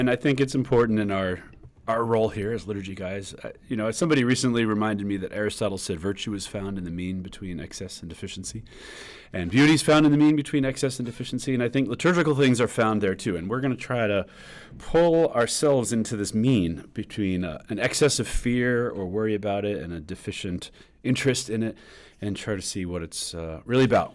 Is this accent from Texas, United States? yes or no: no; New York, United States; now in Kansas, United States; we New Yorkers